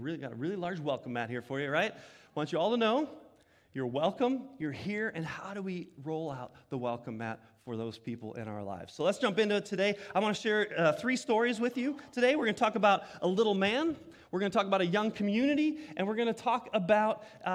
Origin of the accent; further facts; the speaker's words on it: Sterling Heights, Michigan, United States; growing up in Sterling Heights, Michigan